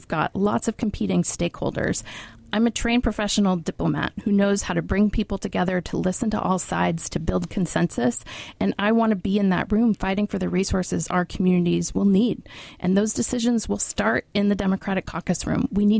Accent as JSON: {"language": "English", "town": "Moses Lake", "region": "Washington", "country": "United States", "tie": "born or raised there", "said": "I'm originally from Moses Lake and grew up in a union household, a dad who was a small business owner. My grandfather was an Army veteran"}